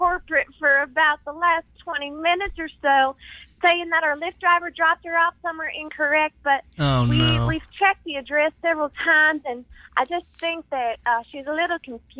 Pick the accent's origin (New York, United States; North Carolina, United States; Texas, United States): Texas, United States; now in San Francisco, United States; I'm from Texas.